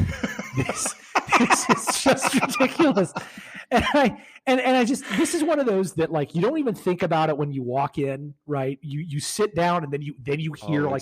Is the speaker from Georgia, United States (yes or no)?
yes; Atlanta, Georgia, United States; growing up in Atlanta, I was used to this